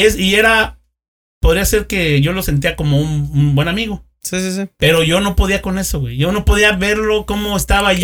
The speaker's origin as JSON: {"language": "Spanish", "region": "Querétaro", "country": "Mexico", "said": "yo soy de Lomas de Casablanca"}